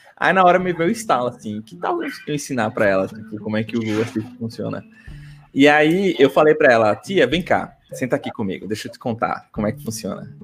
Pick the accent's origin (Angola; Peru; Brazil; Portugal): Brazil; Recife, Pernambuco; accent: Recife (recifense); voltar com meu sotaque recifense